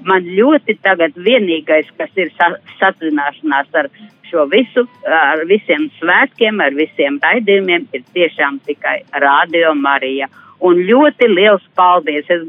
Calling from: Plākanciems, Latvia; no Plākantiema, kas jums ļoti, ļoti bieži zvana

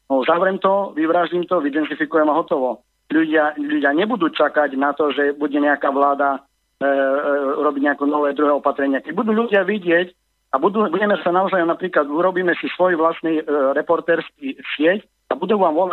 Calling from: Germany; volal som vám e, z Nemecka, volám.

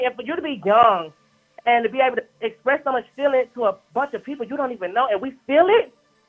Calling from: Brooklyn, New York, United States; I'm calling from motherfucking Brooklyn, but I just touched down to Atlanta.

